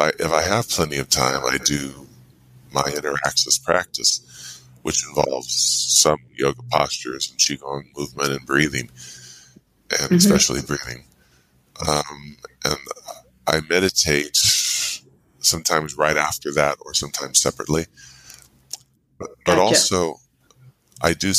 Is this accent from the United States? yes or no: yes; inland of Santa Cruz, Central California, United States; Central California, inland of Santa Cruz, about an hour